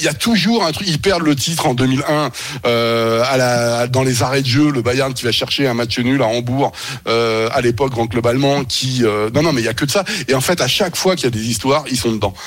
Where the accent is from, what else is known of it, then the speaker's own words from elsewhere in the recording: Normandy, France; je suis normand, moi, d'origine